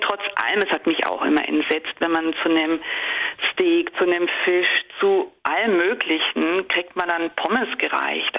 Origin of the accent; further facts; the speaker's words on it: Bavaria, Germany; moved away as an adult; now in Netherlands; Ich komme ja aus Bayern